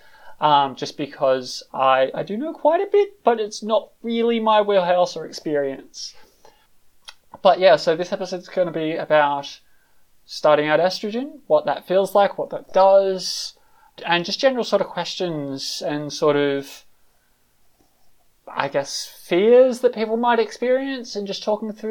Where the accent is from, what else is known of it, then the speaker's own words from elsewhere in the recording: Australia; moved away as an adult; also born or lived in London; now in Berlin, Germany; I'm originally from Australia, lived in London for like 5 years where I came out. Now I'm living in Berlin